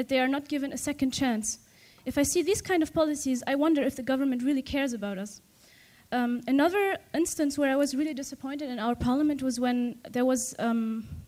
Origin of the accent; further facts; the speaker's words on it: Tunisia; I come from Tunisia